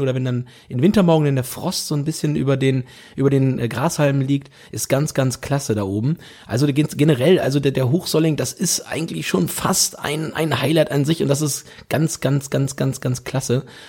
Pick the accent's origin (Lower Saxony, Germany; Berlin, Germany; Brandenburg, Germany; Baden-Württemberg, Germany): Lower Saxony, Germany; Holzminden; now in Hamburg, Germany; bei uns in Holzminden